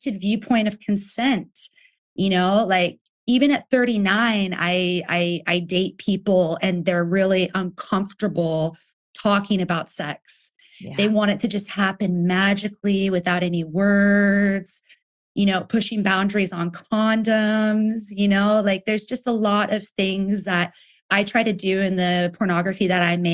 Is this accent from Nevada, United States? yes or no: yes; Nevada, United States; moved away as an adult; also born or lived in Texas / San Francisco; now in Berlin, Germany; I grew up, like, I was born in Texas, but when I was 8, we moved to Nevada